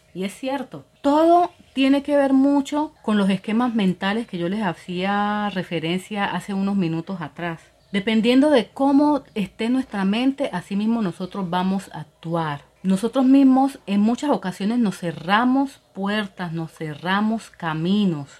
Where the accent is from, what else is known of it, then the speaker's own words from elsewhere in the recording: Colombia; now in Dominican Republic; Yo soy colombiana